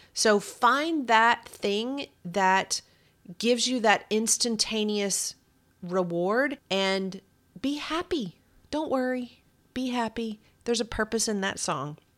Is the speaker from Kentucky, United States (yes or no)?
yes; Kentucky, United States; accent: Kentucky; my kentucky accent